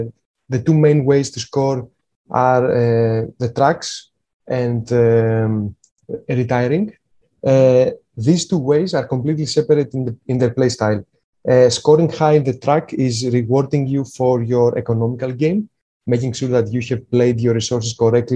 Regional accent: Greece; born or raised there

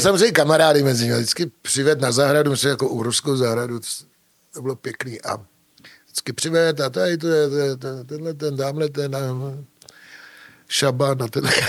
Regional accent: Czechia; also born or lived in Germany; My jsme Češi, my jsme střed Evropy

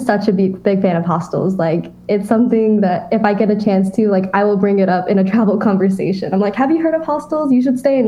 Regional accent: United States; growing up in America

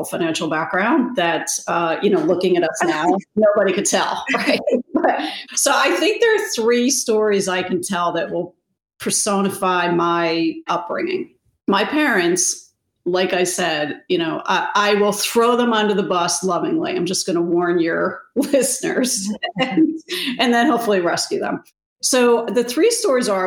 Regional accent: New Jersey, United States; when I was 10, I grew up in New Jersey. Our family's originally from Rhode Island.

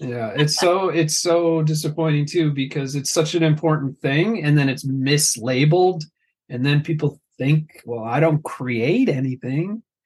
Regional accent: New Jersey, United States; I am Italian. I grew up in North Jersey

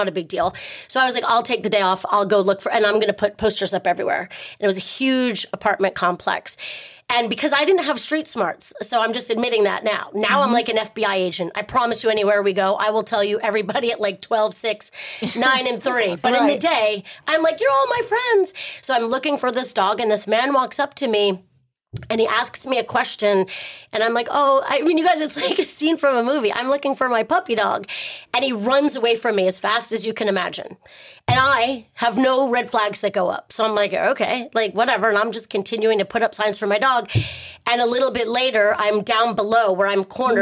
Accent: Texas, United States; I grew up in Texas on a big ranch

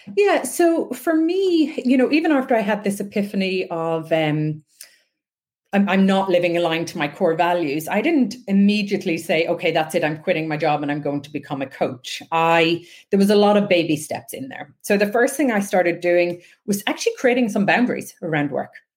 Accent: west coast of Ireland, Ireland; I grew up on the west coast of Ireland

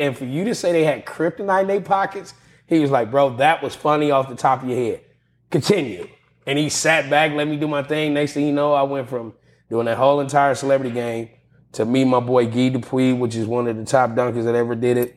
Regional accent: Pasadena, California, United States; They knew I was from Pasadena

